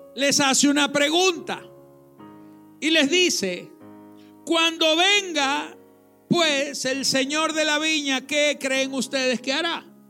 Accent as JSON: {"language": "Spanish", "country": "Venezuela", "tie": "born or raised there", "said": "Los que nacimos en Venezuela"}